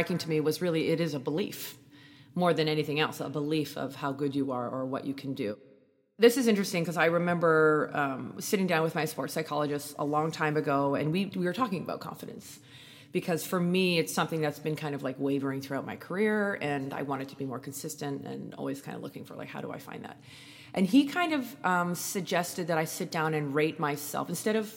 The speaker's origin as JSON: {"language": "English", "country": "Canada", "said": "I'm Canadian"}